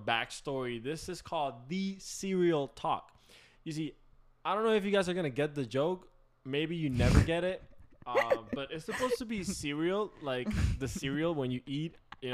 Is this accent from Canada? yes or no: no; Puerto Rico; I am full Puerto Rican. Okay, you know, I'm from straight up from the island.